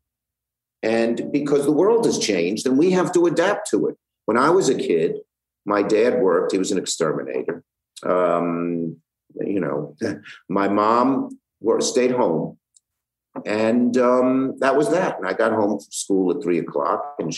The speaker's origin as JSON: {"language": "English", "town": "New York City", "region": "New York", "country": "United States", "said": "I'm from Brooklyn"}